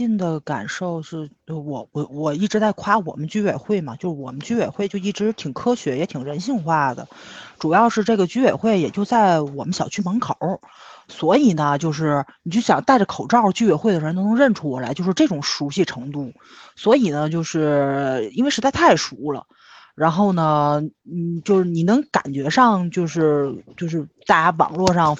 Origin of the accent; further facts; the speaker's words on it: Tianjin, China; 加上我们天津人心也大嘛，所以我还真没觉着起伏有这么大。